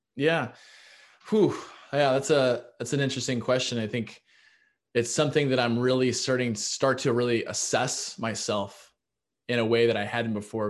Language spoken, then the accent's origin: English; Kansas City, Missouri, United States; moved away as an adult; also born or lived in Iowa / Chicago; I'm from Kansas City, Missouri